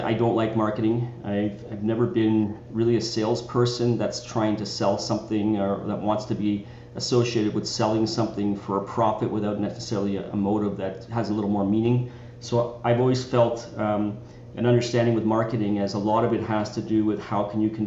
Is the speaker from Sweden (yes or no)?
no; Richmond Hill, Ontario, Canada; I grew up in Toronto, just a little bit north of Toronto, in a little town called Richmond Hill